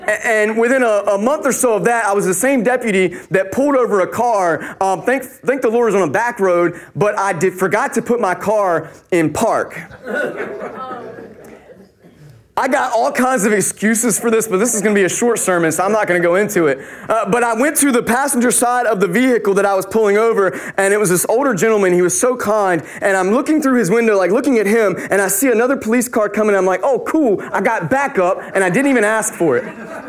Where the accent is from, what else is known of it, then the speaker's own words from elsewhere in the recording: North Carolina, United States; moved away; also born or lived in Queen Anne's County, Maryland; I grew up in North Carolina